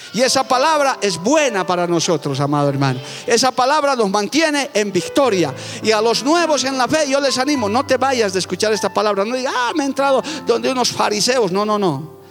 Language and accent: Spanish; Bolivia; mi país está mal. Nuestro país